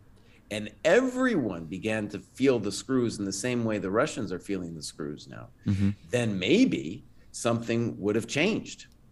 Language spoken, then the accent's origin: English; United States; I was seen not as an American